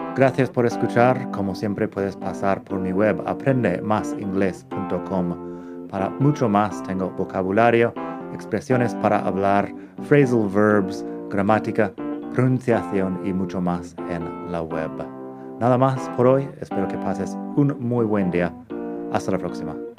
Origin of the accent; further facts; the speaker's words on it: Arizona, United States; Spanish is a second language; moved away as an adult; also born or lived in Madrid, Spain / Barcelona, Spain; now in Spain; Originalmente soy del estado de Arizona, que está en el suroeste de Estados Unidos